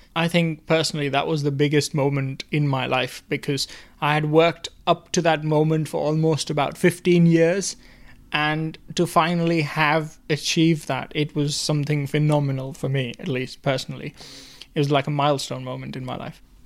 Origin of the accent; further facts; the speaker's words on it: India; moved away as an adult; also born or lived in United Kingdom; now in Worcester, United Kingdom; I'm originally from India, moved here to do my master's in automotive engineering